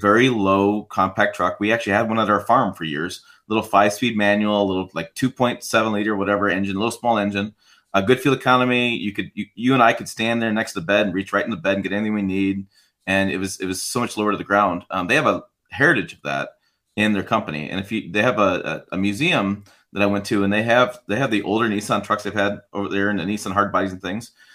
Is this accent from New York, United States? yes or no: no; Michigan, United States; grew up in Michigan